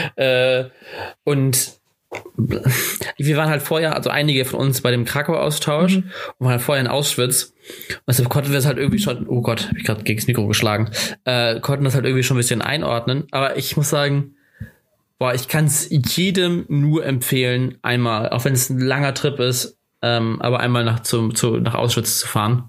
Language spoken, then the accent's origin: German; Germany; als Deutscher